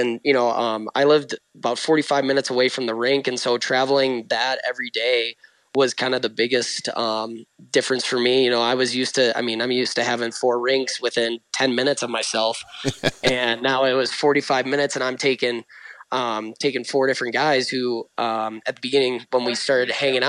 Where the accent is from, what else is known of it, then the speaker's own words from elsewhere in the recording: Utah, United States; I grew up really quick in Utah, understanding like, hey, this is the real world.